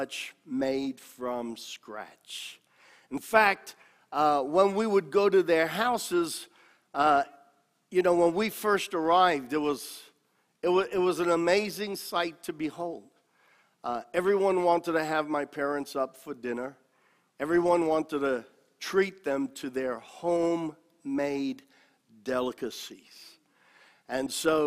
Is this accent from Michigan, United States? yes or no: no; New York City, New York, United States; also born or lived in Italy; I was growing up in New York City, Italian by descent, but totally separated from my Italian heritage